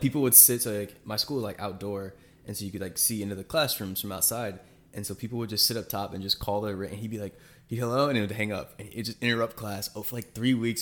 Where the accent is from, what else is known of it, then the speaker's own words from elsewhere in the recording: Charlotte, North Carolina, United States; moved away; my hometown in North Carolina, like, Charlotte